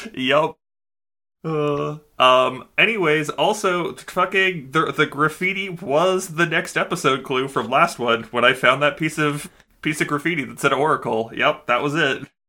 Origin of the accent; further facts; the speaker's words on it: Canada; we're Canadian